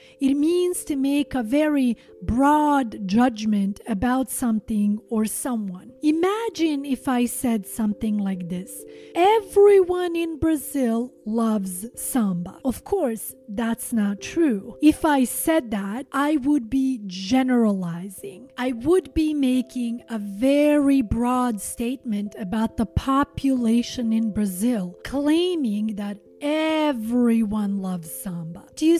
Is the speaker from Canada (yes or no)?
no; Montenegro; these distinct cultural similarities that my home country shares with the Latino community